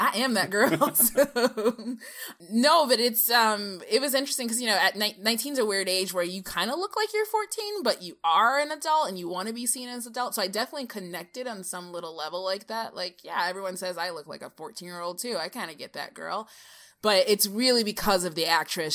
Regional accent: Michigan, United States; I'm from Michigan, the Midwest.

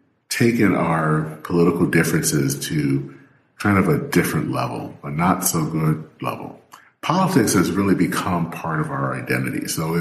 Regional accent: Michigan, United States; now in Minnesota, United States; I've lived here in Minnesota now for over 25 years. I still call Michigan my home state.

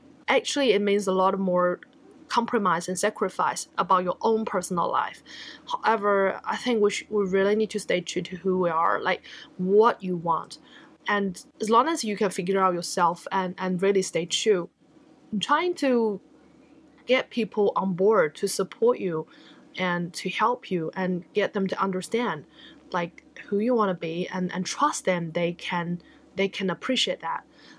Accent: New Zealand; And as a Kiwi entrepreneurs, I feel very proud that we can do that.

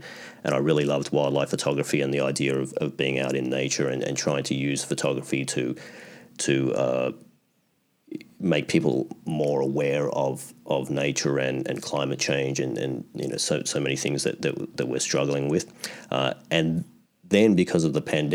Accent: Australia; moved away as an adult; now in Canada; I was born in Australia, I grew up in Australia

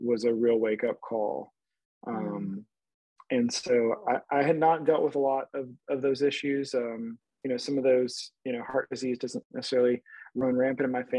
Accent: South Louisiana, United States; I am from South Louisiana, great place to grow up

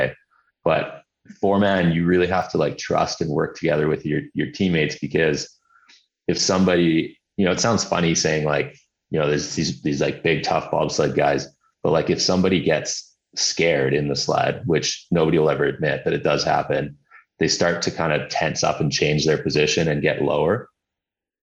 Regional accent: Hawaii, United States; moved away; also born or lived in Summerland, Canada / Vancouver, Canada; growing up in Hawaii and then, you know, I had winters in Summerland and Vancouver

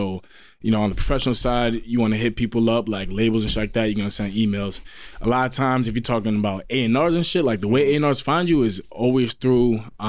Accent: Newark, New York, United States; So, I mean, I'm an artist from Newark, New York.

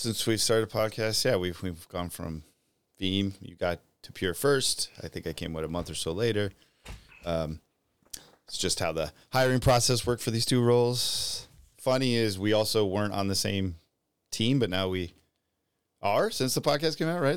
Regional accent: United States; being an American

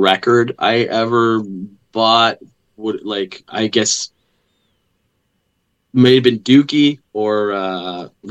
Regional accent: Newfoundland and Labrador, Canada; I grew up in Labrador.

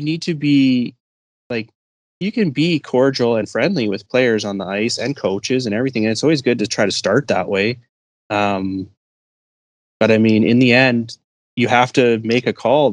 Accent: Edmonton, Alberta, Canada; I'm from Edmonton. I lived here all my life.

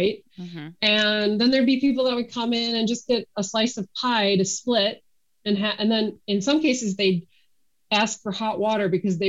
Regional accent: Wisconsin, United States; when I was growing up in Wisconsin, they were in just about every suburb.

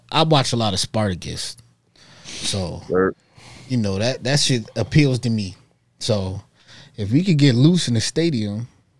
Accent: United States; I'm an American.

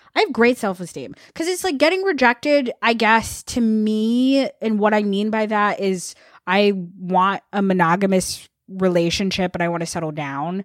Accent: Vermont, United States; I grew up in Vermont

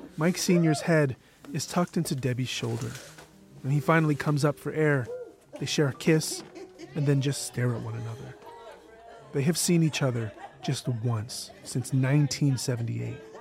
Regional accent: Canada; my being Canadian, I think in some way, here in Canada

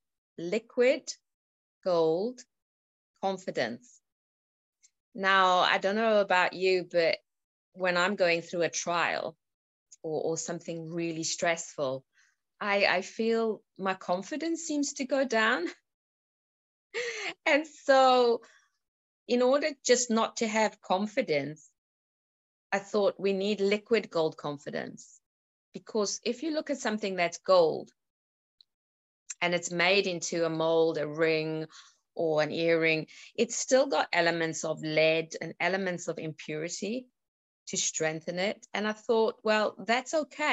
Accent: South Africa; now in United Kingdom; I was born in South Africa. I live in the UK

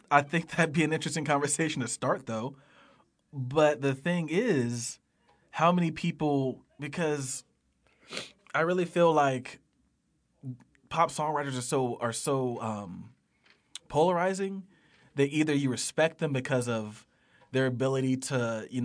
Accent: Atlanta, Georgia, United States; I'm from Atlanta, Luda, so you know, yeah, that's just you know.

